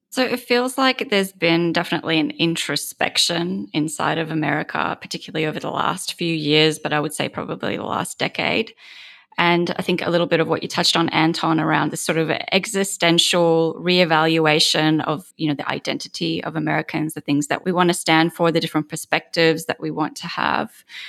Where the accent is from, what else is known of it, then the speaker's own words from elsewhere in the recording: Australia; moved away as an adult; now in United States; I'm an Australian